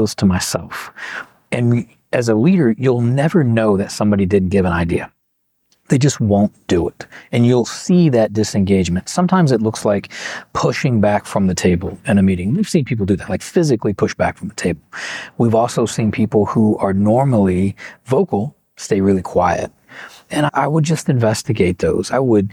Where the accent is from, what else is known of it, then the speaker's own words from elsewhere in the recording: Kentucky, United States; I'm from Kentucky.